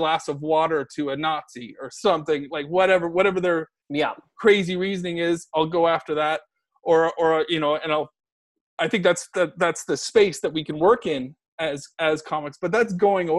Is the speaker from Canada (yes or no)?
yes; Canada; now in United Kingdom; I'm Canadian, so I've got my life experiences that I've learned from and living in Britain.